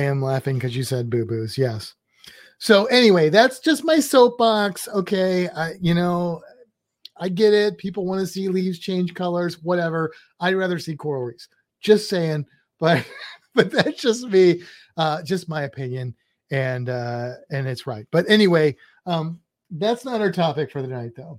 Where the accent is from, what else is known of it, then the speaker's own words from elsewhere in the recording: Midwest, United States; now in Florida, United States; we're both from the Midwest